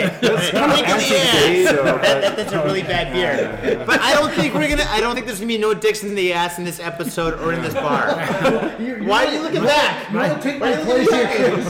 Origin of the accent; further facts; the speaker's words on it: Michigan, United States; Man, I thought you were from Detroit too, man. We're from Michigan.